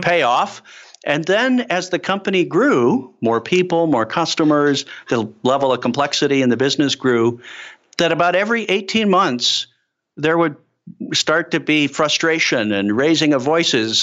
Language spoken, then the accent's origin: English; Chicago, Illinois, United States; moved away; I'm a kid from Chicago